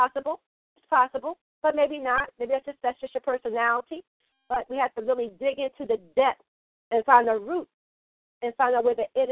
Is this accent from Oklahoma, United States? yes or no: no; Philadelphia, Pennsylvania, United States; I'm from Philly